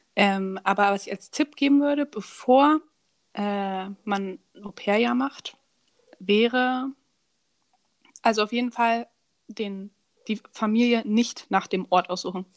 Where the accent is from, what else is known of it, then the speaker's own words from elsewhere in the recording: Germany; moved away; also born or lived in France; ich komme aus Deutschland